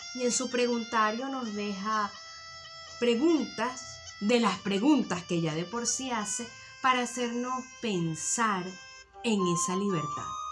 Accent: Venezuela; now in Tenerife, Spain; los venezolanos realmente en este momento preciso estamos añorando volver a pegar ese grito de libertad, especialmente los que estamos en, en la amplia diáspora

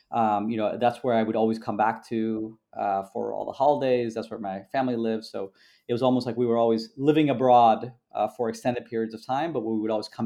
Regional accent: Canada; born there; also born or lived in Peru / Brazil / United States; you know I was born in Canada, lived in Canada, Peru, you know Brazil, obviously a bunch of times, always in in Brasilia, the capital um, in the in the U.S.

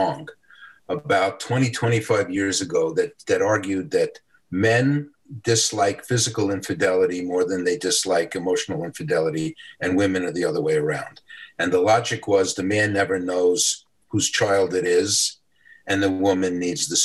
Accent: New York City, New York, United States; I grew up in the South Bronx.

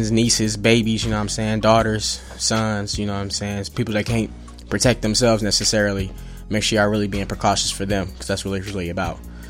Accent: Evansville, Indiana, United States; also born or lived in Atlanta, Georgia / Terre Haute, Indiana; now in Indianapolis, United States; I was born in Atlanta, moved to Evansville, Indiana, pretty much was raised there, grew up there

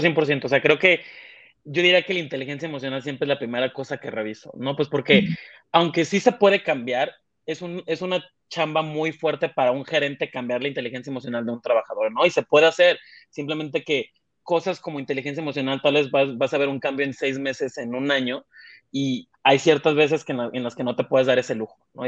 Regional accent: Mexico; moved away as an adult; now in Mexico City, Mexico; mexicano, ¿no? De hecho, yo ahorita justo estoy en la Ciudad de México, yo no nací aquí en la Ciudad de México, yo vengo de, un pueblito costero

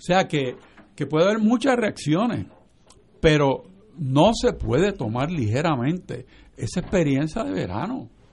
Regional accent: Puerto Rico; Nosotros somos parte de los Estados Unidos

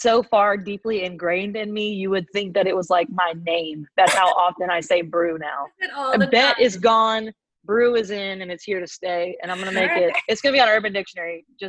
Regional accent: Raleigh, North Carolina, United States; also born or lived in Wilmington, North Carolina; now in Greenville, United States; Yeah, I went to ECU. Yeah, I grew up in Raleigh and then went to Greenville for school and then lived there

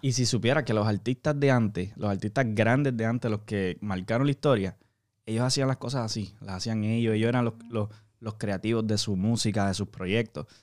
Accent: Puerto Rico; now in Miami, United States; yo soy de Puerto Rico, ¿verdad? Actualmente estamos aquí trabajando en Miami

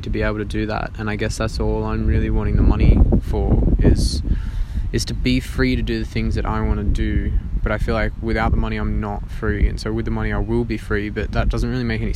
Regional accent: Australia

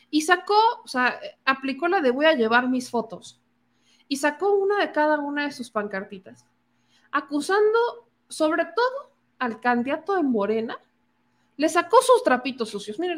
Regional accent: Coahuila, Mexico; Si son de Coahuila, pónganme aquí, yo soy de Coahuila y el debate ganó tal o no me gustó o lo que ustedes quieran.

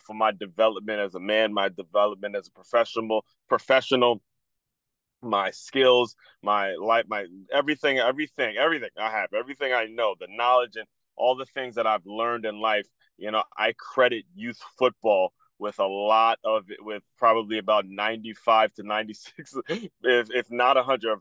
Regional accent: Silver Spring, Maryland, United States; I grew up in Silver Spring, Maryland

